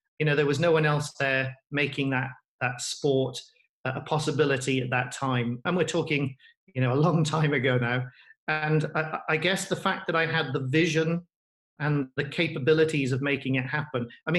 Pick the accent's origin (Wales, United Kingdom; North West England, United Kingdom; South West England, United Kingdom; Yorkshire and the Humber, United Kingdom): Wales, United Kingdom; But I got to be careful as a Welshman. Rugby should always be first.